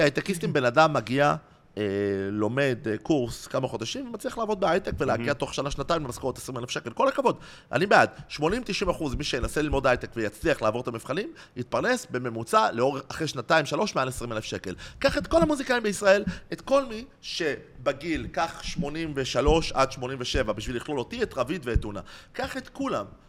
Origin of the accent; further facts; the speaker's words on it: Tel Aviv, Tel Aviv District, Israel; גדלתי בצהלה